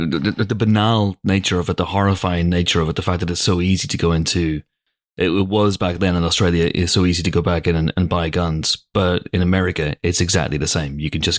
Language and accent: English; Northern Ireland, United Kingdom; moved away; I also grew up in, I'm Northern Irish, so I grew up in I grew up in a country where guns were policemen were walking around with guns.